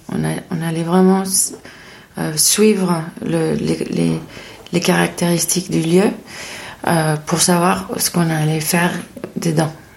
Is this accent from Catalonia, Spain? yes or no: no; Madrid, Community of Madrid, Spain; French is a second language; moved away as an adult; also born or lived in Paris, France; now in France; je suis espagnole euh, de Madrid. Euh, je, j'habite en France depuis 2010